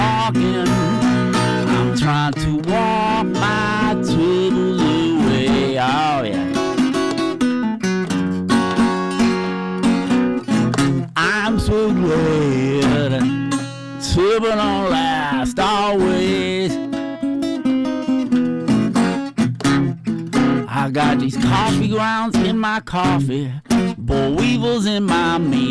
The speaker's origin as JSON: {"language": "English", "town": "Rochester", "region": "New York", "country": "United States", "tie": "born or raised there", "also_born_or_lived": "Mississippi", "moved": "yes", "said": "I grew up in Rochester, New York."}